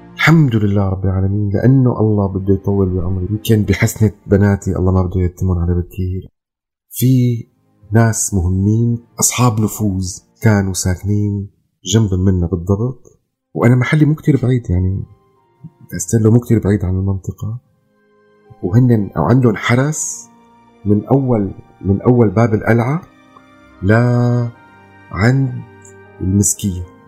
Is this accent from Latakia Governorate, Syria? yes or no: no; Damascus, Damascus Governorate, Syria; moved away as an adult; also born or lived in Lebanon / Calais, France; now in London, United Kingdom; أنا هون اتيتمت من دمشق ماتت دمشق بالنسبة لي